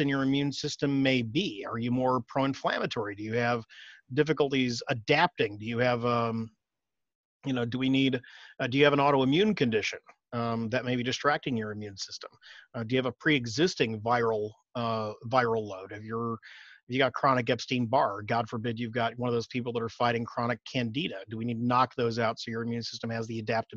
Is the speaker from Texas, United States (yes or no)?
yes; Austin, Texas, United States; I'm from Austin, for those of you that may be out of state, we are the allergen capital of the world